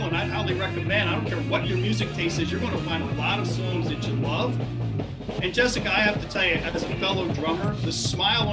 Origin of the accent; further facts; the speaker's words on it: Philadelphia, Pennsylvania, United States; I'm from Philadelphia